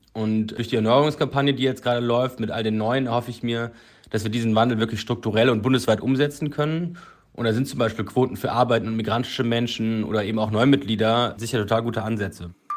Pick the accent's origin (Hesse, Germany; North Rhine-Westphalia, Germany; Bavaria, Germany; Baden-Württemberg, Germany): North Rhine-Westphalia, Germany; Cologne; moved away as an adult; now in Berlin, Germany; meiner Heimatstadt Köln